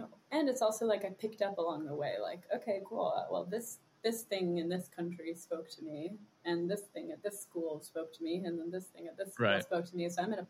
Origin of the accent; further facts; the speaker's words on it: Germany; born there; Yeah, I grew up in a lot of different places. I was born in Germany and I moved to different international schools my whole life